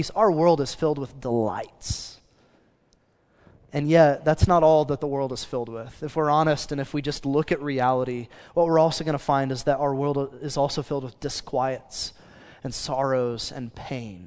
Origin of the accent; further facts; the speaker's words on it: Choctaw, Oklahoma, United States; I grew up in Choctaw, which is as country as it sounds